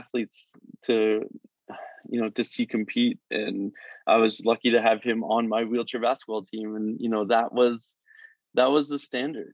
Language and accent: English; Guelph, Ontario, Canada; also born or lived in Prince Edward Island; even though I was from Prince Edward Island, I grew up mainly in Guelph because of all the surgeries I needed at sick kids